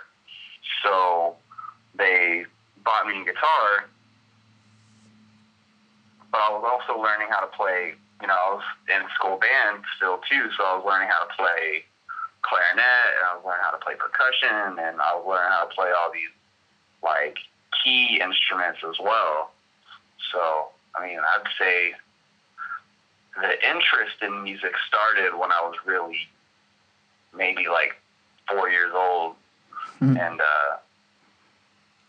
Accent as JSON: {"language": "English", "town": "Denton", "region": "Texas", "country": "United States", "tie": "born or raised there", "said": "I'm from Denton, Texas. I grew up in the DFW"}